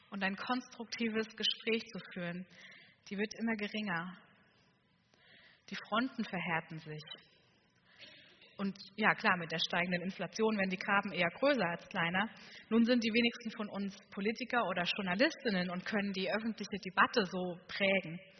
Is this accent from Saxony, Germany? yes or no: yes; Saxony, Germany; Und ich komme aus Sachsen. Ich weiß, man hört es nicht mehr ganz so